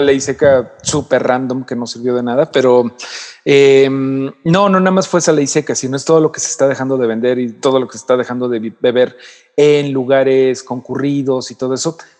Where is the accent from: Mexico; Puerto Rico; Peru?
Mexico; como mexicanos